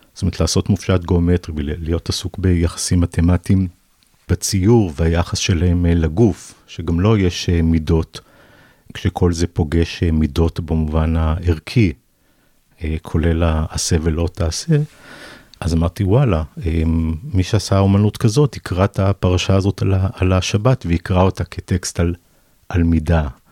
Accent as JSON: {"language": "Hebrew", "town": "Savyon", "region": "Central District", "country": "Israel", "tie": "born or raised there", "also_born_or_lived": "Ganei Yehuda", "said": "גדלתי בסביון ובגני יהודה"}